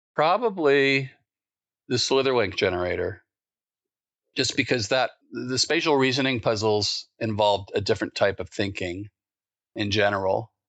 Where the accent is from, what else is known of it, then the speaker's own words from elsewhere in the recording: East Coast, United States; where I grew up in the East Coast